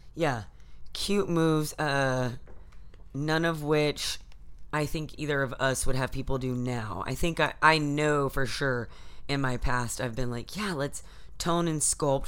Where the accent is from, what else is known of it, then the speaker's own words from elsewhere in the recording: Texas, United States; now in California, United States; from Texas